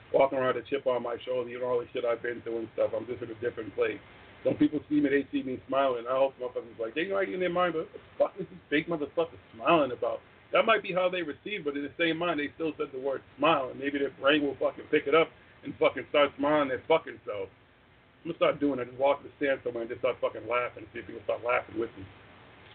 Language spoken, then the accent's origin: English; Boston, Massachusetts, United States; I grew up in Boston. I grew up in the city